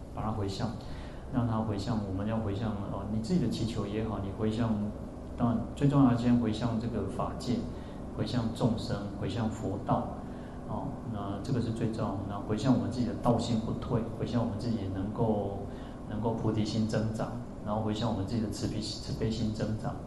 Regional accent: central-southern Taiwan, Taiwan; also born or lived in Yuanlin; 因为我我是中南部人嘛，我们对北部不熟哦

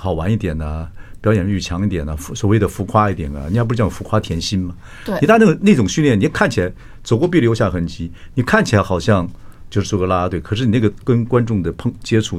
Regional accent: Northeast China, China; accent: Northeastern (Dongbei); 我有口音，我发不出这个音。 {S1} 对， {S0} 我有点东北腔，

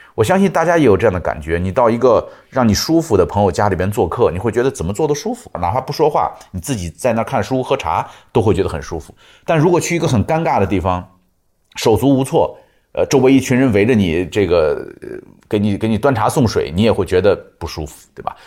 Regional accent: China; 我们中国人

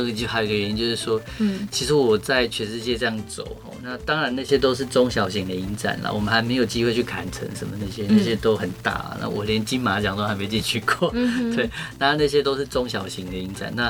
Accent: Taiwan; 我来自台湾

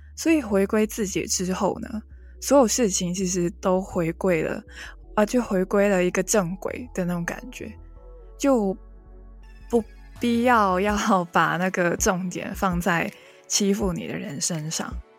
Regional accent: Hong Kong; first language Cantonese; Chinese is a second language; 来自香港的

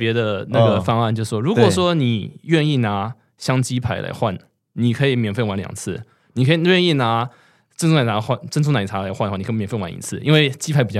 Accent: Taiwan; 因为我记得我小时候在台湾嘛，对不对？那完全没有零用钱

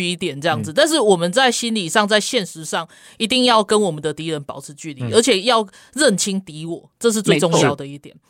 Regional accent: Taiwan; 那我们台湾人，我们想的是什么？对啊，那我们为什么要让他们有时间在，或者是有机会再分化我们的台湾社会？

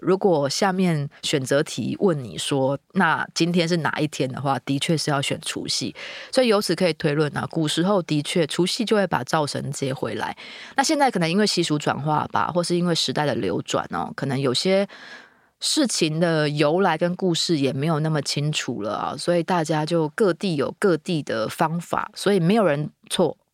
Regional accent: Meinong, Kaohsiung, Taiwan; 我的老家在美农哦，是那种三合院建筑，里面真的就有一个灶神的那种小神龛

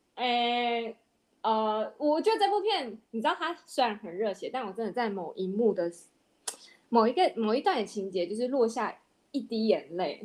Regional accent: Taiwan; 我们台湾这边

